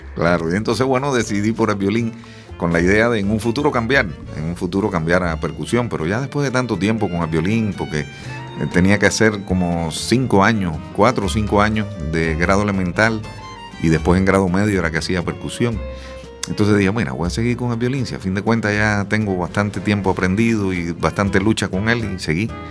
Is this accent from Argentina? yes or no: no; Camagüey, Cuba; moved away as an adult; now in A Coruña, Spain; allá en Cuba, eh, es el sitio donde nací, en Camagüey